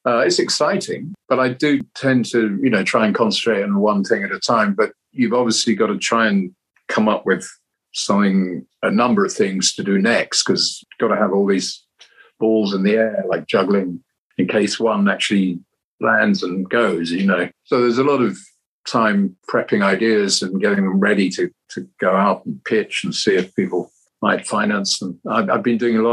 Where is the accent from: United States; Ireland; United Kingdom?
United Kingdom; London; it was about my hometown.